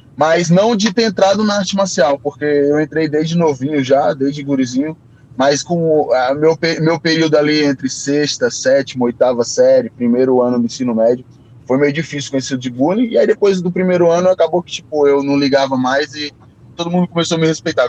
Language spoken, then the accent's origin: Portuguese; Brazil; a gente é brasileiro